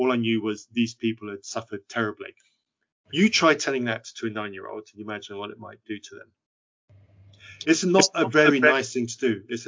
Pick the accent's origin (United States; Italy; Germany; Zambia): Zambia; growing up in Zambia, I was growing up on a farm which had some mission activity on it